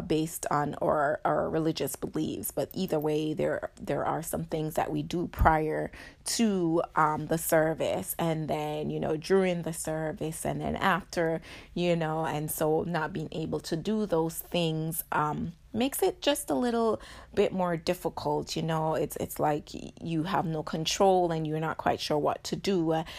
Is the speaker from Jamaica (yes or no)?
yes; Jamaica; I'm Jamaican